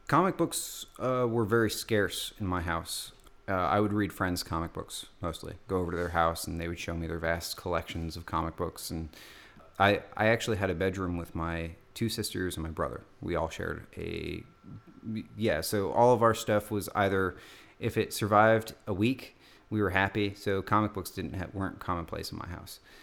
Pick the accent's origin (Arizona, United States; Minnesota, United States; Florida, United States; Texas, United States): Arizona, United States; Tucson; Growing up in Tucson